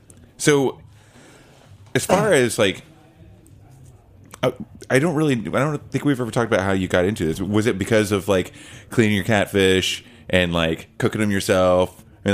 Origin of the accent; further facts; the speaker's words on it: Oklahoma, United States; Yeah, I'm from Oklahoma, which is great.